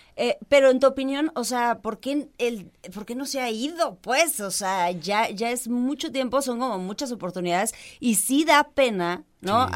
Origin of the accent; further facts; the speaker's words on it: Mexico; somos mexicanos